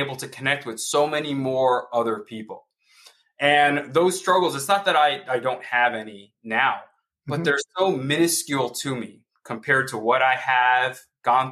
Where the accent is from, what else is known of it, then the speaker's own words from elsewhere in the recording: New York City, New York, United States; I grew up in New York City in Queens